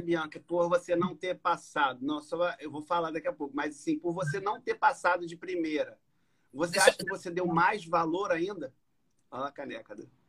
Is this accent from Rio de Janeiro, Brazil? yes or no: yes; Macaé, Rio de Janeiro, Brazil; nascido e criado em Macaé